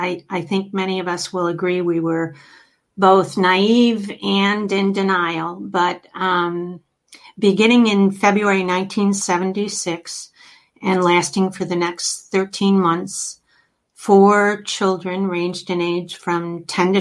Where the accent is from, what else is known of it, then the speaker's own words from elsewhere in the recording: Oakland County, Michigan, United States; I grew up here in Oakland County, Michigan